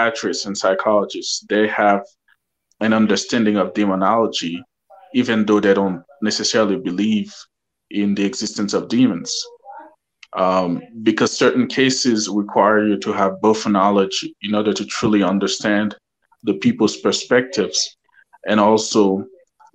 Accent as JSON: {"language": "English", "region": "Colorado", "country": "United States", "said": "I'm from Colorado here in the US."}